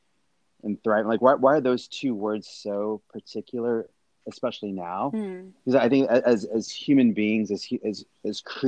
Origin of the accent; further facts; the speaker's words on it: Nebraska, United States; now in Southern California, United States; I'm from Nebraska.